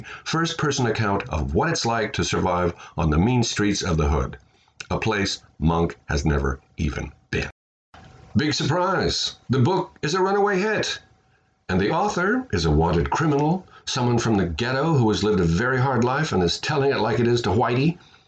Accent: Midwest, United States; I grew up in the Midwest in the 50s

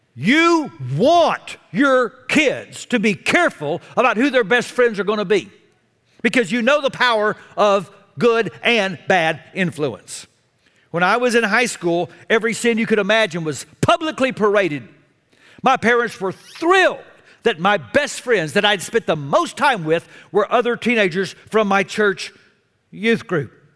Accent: Texas, United States; I was a sinner from Texas

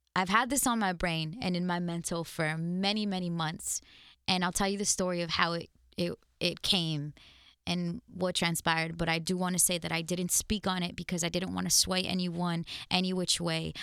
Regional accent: United States; also born or lived in Mexico (parents' origin); as an American with different origins of life, clearly where my parents come from, I have a loyalty and a love and a pride in these countries.

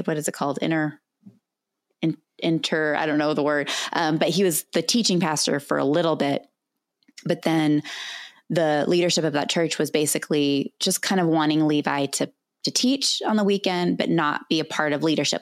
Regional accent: California, United States; moved away as an adult; also born or lived in Albuquerque, New Mexico; I was born and raised in California

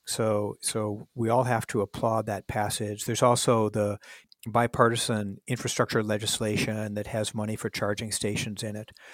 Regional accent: Minneapolis, Minnesota, United States; moved away as an adult; I grew up in Minneapolis

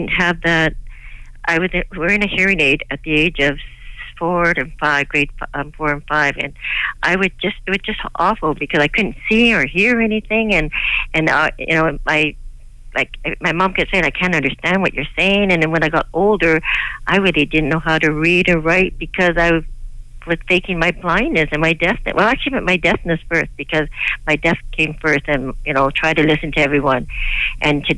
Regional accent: Victoria, British Columbia, Canada; now in Burnaby, Canada; I was raised and born in Victoria

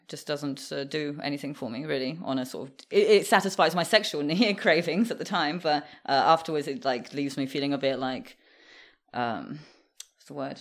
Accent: England, United Kingdom; also born or lived in Moscow, Russia; I would say mostly grew up in, in the U K, in England

